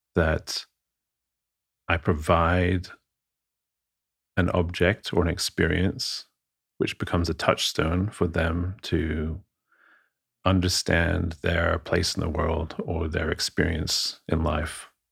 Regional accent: London, United Kingdom; moved away; I'm, I'm from abroad, uh, born and raised in London.

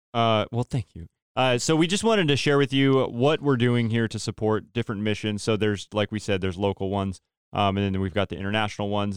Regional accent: Turlock, California, United States; I'm from Turlock, so Central Valley

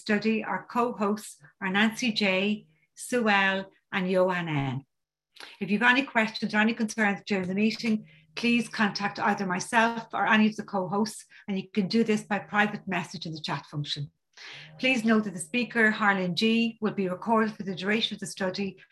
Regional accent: County Dublin, Leinster, Ireland; I'm from County Dublin in Ireland.

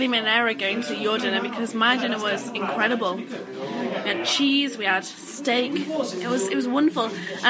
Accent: Yorkshire and the Humber, United Kingdom; accent: Yorkshire; that is just my Yorkshire accent.

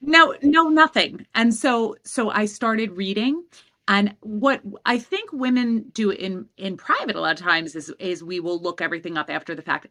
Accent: New York City, New York, United States; I grew up in Queens

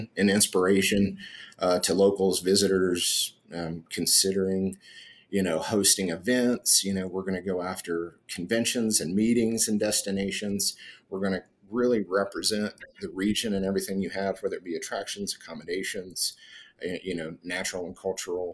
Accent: Northeast Tennessee, United States; moved away as an adult; also born or lived in Florida / San Diego / Virginia Beach / North Carolina; now in Colorado Springs, United States; I'm originally from Northeast Tennessee.

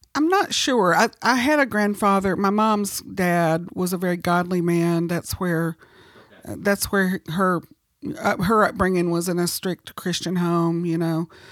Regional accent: South Carolina, United States; also born or lived in Oklahoma; I was born in Oklahoma, Uh, but gradually we moved, uh, eastward, and I was mostly raised in South Carolina

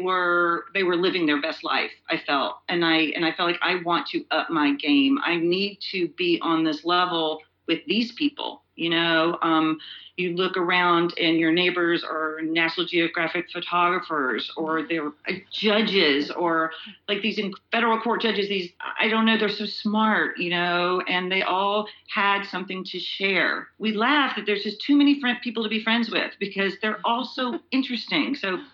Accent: Georgia, United States; I grew up in Georgia. And it's funny, I feel like we all have a bunch of different lives, you know, and my life in Georgia, it informs my life here a lot.

